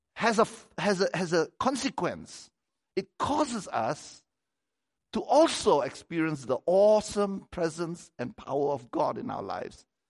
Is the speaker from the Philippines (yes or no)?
no; Malaysia; moved away as an adult; I come from Malaysia